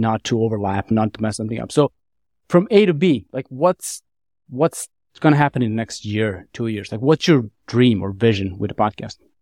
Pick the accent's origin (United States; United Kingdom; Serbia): Serbia; Niš, Nišava District; my hometown of, in Serbia, town of Niš